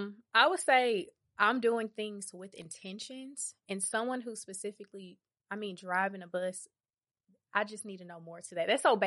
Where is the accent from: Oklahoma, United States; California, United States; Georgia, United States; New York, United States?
Georgia, United States; Atlanta; that, I'm from Westside